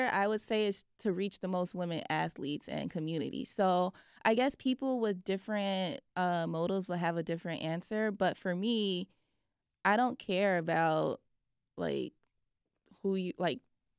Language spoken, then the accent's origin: English; Chicago, Illinois, United States; Like, I never thought that League of Their Own would be partnering with someone like Don C because as like a Chicagoan